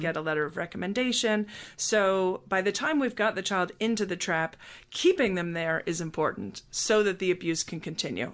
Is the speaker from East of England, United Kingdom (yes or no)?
no; Scotland, United Kingdom; also born or lived in United States; now in Atlanta, United States; I was born in Scotland and was raised there until we moved to the United States